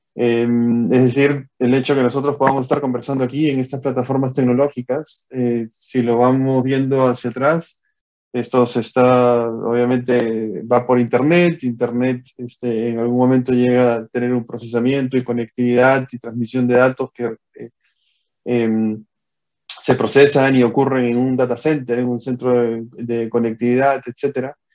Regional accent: Peru; moved away as an adult; also born or lived in Costa Rica; yo soy natural de Perú

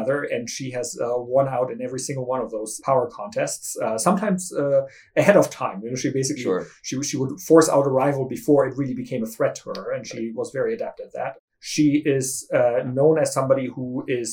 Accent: Germany; I grew up in Germany, where Helmut Kohl became chancellor when I was a pretty small child

